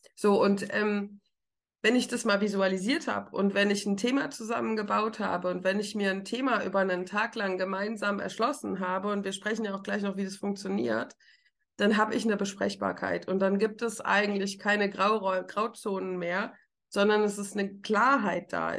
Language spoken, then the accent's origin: German; Rhineland-Palatinate, Germany; now in Frankfurt, Germany; Ich komme aus der Pfalz, ich trinke richtigen Wein.